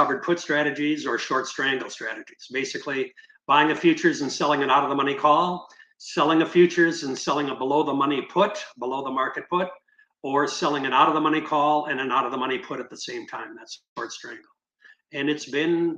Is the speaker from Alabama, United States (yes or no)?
no; St. Paul, Minnesota, United States; moved away as an adult; now in St. Petersburg, United States; I'm from the Twin Cities, which is St. Paul, Minnesota.